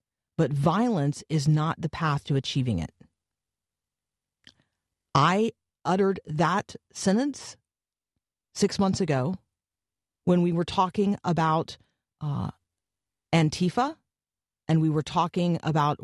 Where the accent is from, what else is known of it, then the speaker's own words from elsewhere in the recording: United States; as an American